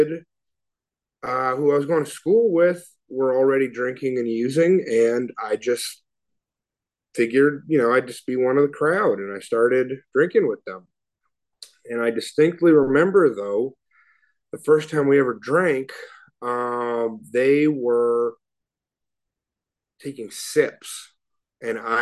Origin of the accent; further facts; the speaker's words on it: Oakland, California, United States; I grew up in Oakland